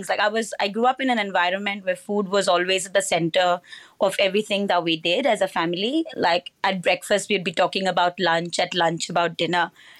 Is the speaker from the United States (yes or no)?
no; Goa, India; So I was born and raised in Goa in India, with what I call all the joys of small town life. Great beaches, great seafood.